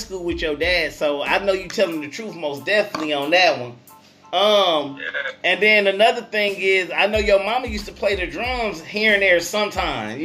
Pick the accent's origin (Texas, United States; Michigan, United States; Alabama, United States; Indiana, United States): Michigan, United States; Flint; I'm from Flinttown, aka Bedrock